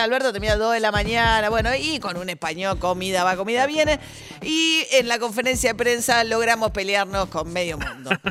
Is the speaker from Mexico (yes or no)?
no; Argentina; alguno de nuestros padres fundadores de que Argentina iba a ser distinta